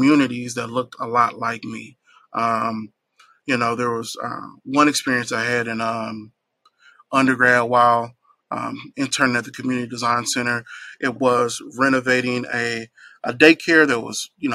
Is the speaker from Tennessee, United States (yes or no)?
yes; Nashville, Tennessee, United States; I am very fond of my hometown of Nashville, Tennessee. So growing up here